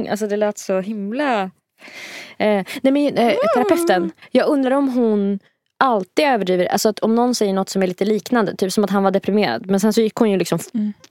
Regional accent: Sweden; jag är svensk.

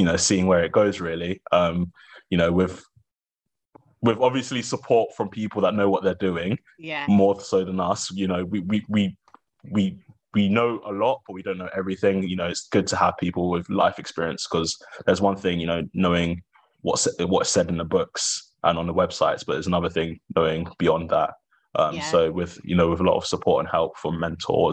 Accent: Welwyn Garden City, East of England, United Kingdom; moved away as an adult; now in Wiltshire, United Kingdom; I grew up in Hertfordshire, which is quote unquote countryside

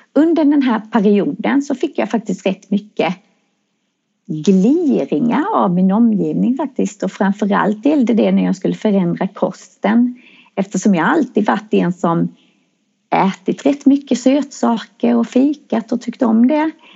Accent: Växjö, Kronoberg County, Sweden; jag kommer från Växjö.

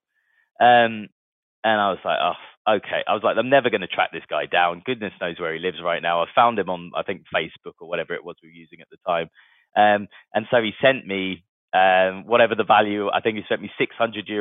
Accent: Guildford, South East England, United Kingdom; I'm from the UK. I was born in a place called Guildford, which is just south of London

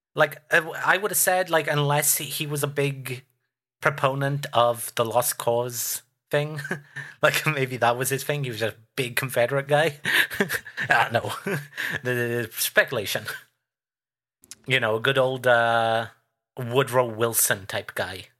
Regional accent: United Kingdom; as a Brit

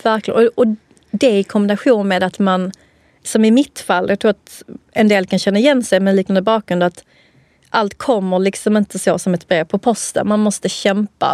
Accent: Helsingborg, Skåne, Sweden; accent: skånska; jag är från Skåne, Helsingborg

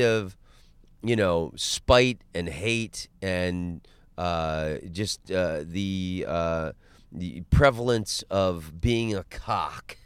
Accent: Orlando, Florida, United States; moved away; also born or lived in Los Angeles; I'm from Orlando. I grew up in Orlando

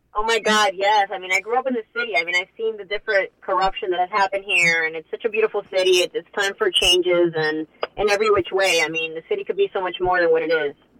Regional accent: Hialeah, Florida, United States; moved away as an adult; also born or lived in Coral Gables; I love Hialeah. I love you know the city that I grew up

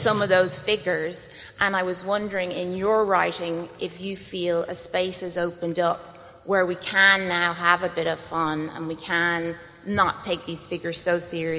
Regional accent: Ireland; growing up in Ireland

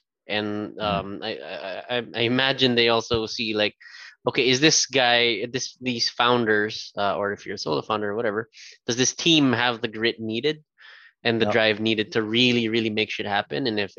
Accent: Canada; That was us being Canadian, by the way.

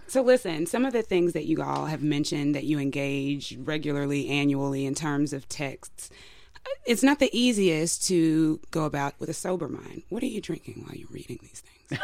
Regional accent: Mississippi, United States; born or raised there

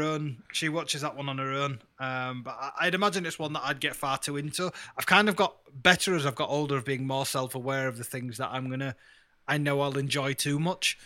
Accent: Yorkshire and the Humber, United Kingdom; I'm from Yorkshire and I'm brown

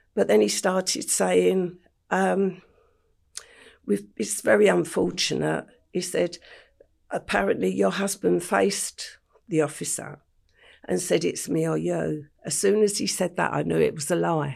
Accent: London, United Kingdom; I grew up in Stepney in the heart of the East End

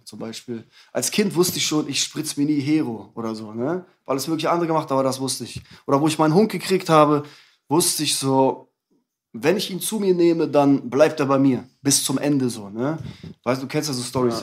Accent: Bredenbeck, Lower Saxony, Germany; also born or lived in Hamburg; now in Hannover, Germany; ich bin geboren in Hamburg und dann sind meine Eltern nach Bredenbeck gezogen. Das ist ein Dorf vor Hannover, hm. so 30 Kilometer, da bin ich aufgewachsen.

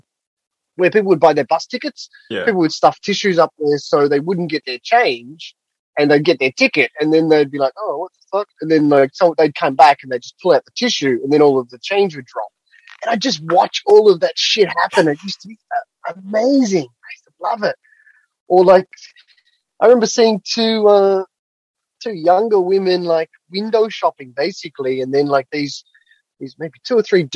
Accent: Australia; moved away as an adult; also born or lived in London; now in Tokyo, Japan; I grew up in Australia.

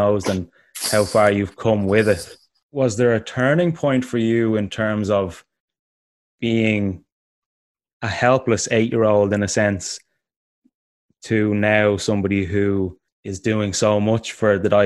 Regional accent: Ireland; also born or lived in Dublin; being Irish

